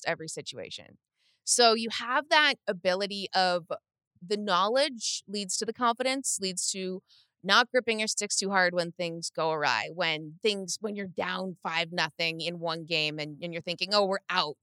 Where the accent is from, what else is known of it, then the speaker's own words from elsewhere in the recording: Toronto, Ontario, Canada; now in New York, United States; I'm from Toronto.